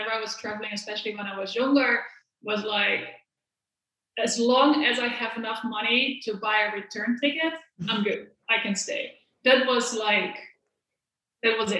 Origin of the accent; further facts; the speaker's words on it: The Hague, South Holland, Netherlands; moved away as an adult; also born or lived in Maastricht, Netherlands; now in Spain; I'm originally from The Hague.